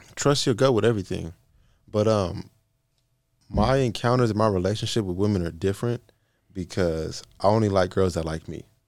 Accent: West Coast, United States; I'm from the West Coast.

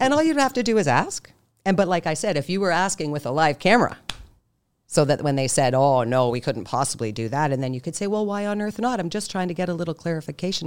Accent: Canada; I'm Canadian

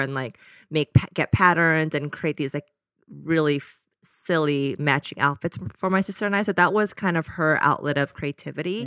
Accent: Danville, California, United States; also born or lived in Fort Worth, Texas; So majority of my childhood was in the Bay Area in a small town called Danville.

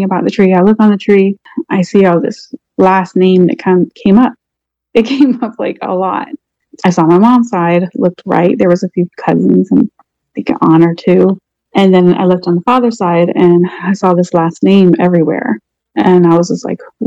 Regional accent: Portsmouth, Virginia, United States; now in Orlando, United States; I live in Orlando. My hometown is Portsmouth, Virginia.

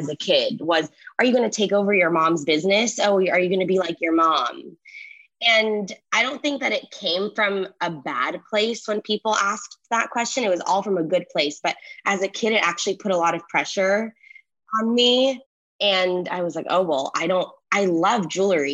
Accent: Los Angeles, California, United States; I was born here

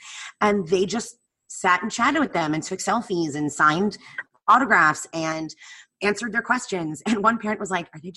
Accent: New Jersey, United States; moved away; I grew up in New Jersey. I grew up an hour outside of New York

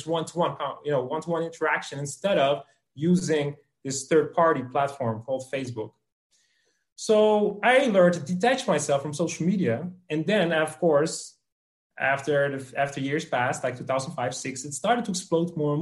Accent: Netherlands; I'm from the Netherlands

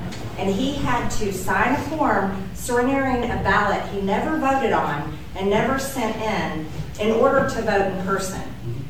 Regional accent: Georgia, United States; I'm born and raised in Georgia, lived there all my life, campaigned all over the state in the 2020 election.

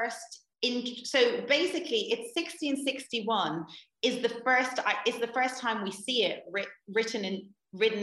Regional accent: Ireland; also born or lived in Atlanta, United States / Dublin; Yeah, so I'm Irish. I was born and raised in Ireland.

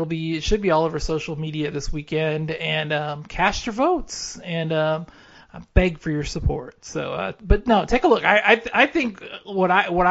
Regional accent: Kansas City, United States; I'm from Kansas City

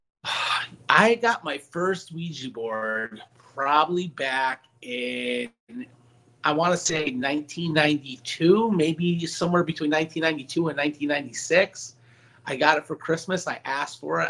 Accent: Meriden, Connecticut, United States; born or raised there

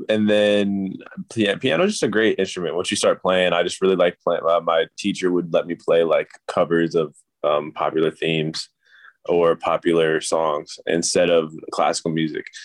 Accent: Chicago, Illinois, United States; also born or lived in Torrance / Oregon / Los Angeles; Yeah, I was born in Torrance, uh, LA, and then um, then I moved up to Oregon for five years, and then I moved to Chicago for six years, and moved back to LA for like eight years.

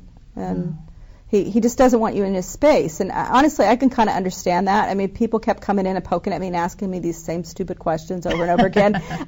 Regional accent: Evansville, Indiana, United States; moved away; Evansville, it's my hometown.

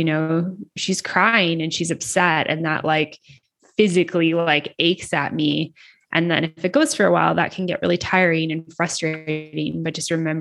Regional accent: Canada; moved away as an adult; now in Mexico; I'm from Canada

